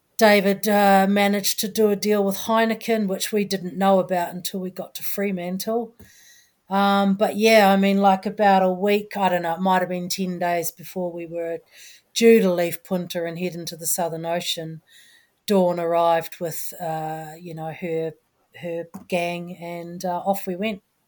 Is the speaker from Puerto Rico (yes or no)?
no; New Zealand; I'm a Kiwi